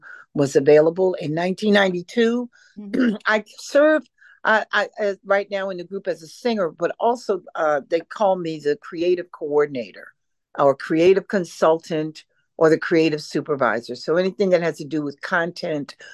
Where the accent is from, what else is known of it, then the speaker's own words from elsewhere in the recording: Philadelphia, Pennsylvania, United States; moved away as an adult; also born or lived in New York City; I'm born and raised in North Philly